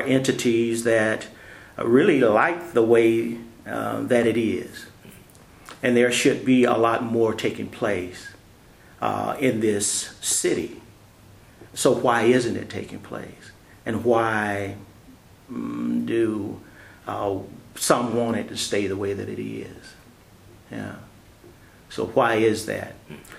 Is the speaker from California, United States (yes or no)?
no; Atlanta, Georgia, United States; moved away as an adult; now in Augusta, United States; I'm originally from Atlanta